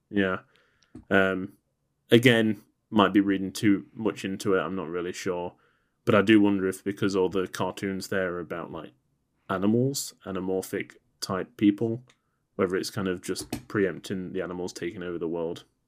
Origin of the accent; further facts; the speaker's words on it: England, United Kingdom; as an Englishman